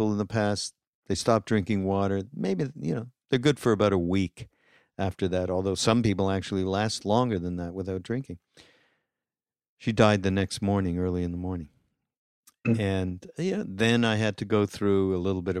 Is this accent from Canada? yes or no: yes; Montreal, Quebec, Canada; moved away; my hometown, actually, of Montreal